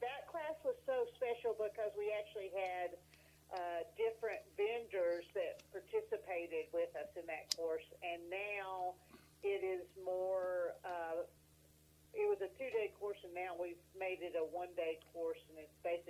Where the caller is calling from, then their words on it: Asheville, North Carolina, United States; Asheville, North Carolina.